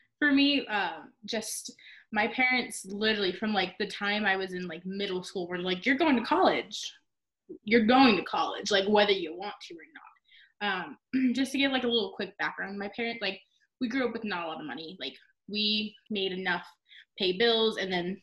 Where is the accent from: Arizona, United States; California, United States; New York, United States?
Arizona, United States; I'm from Arizona.